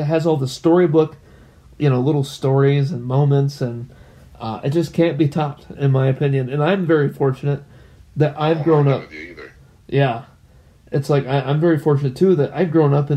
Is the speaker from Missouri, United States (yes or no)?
no; Michigan, United States; also born or lived in California / Illinois; I grew up in Michigan too